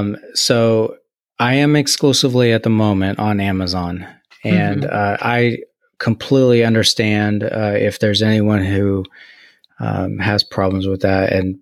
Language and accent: English; Kansas, United States; And, you know, as I was growing up in Kansas, and then I would see pictures that my dad took when he was on his ship during Vietnam